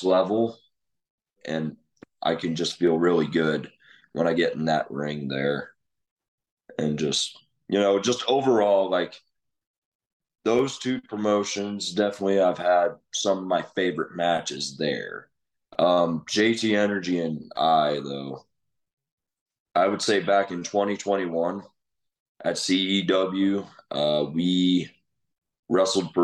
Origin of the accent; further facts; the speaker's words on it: Muscatine, Iowa, United States; my hometown